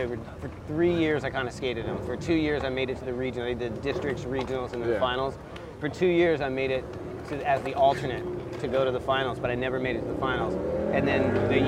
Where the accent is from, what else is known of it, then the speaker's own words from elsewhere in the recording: Gulf Breeze, Florida, United States; moved away as an adult; also born or lived in San Diego / Carlsbad / Encinitas; It was good. It was good for skateboarding because it was a beach town